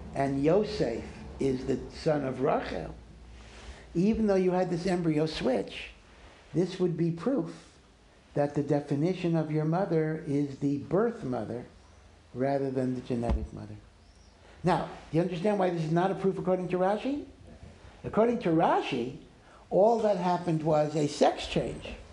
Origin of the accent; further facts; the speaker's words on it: Maryland, United States; I'm from Maryland